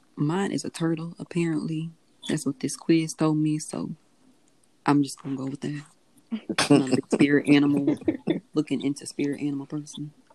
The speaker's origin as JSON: {"language": "English", "town": "Biloxi", "region": "Mississippi", "country": "United States", "lives_now": "Ocean Springs, United States", "said": "I'm from Biloxi, currently residing in Ocean Springs"}